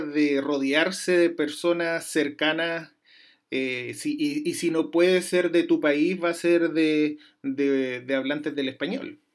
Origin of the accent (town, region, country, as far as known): Chile; moved away